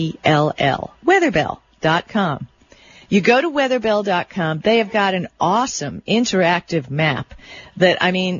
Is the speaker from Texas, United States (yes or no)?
no; Miami Beach, Florida, United States; I grew up on Miami Beach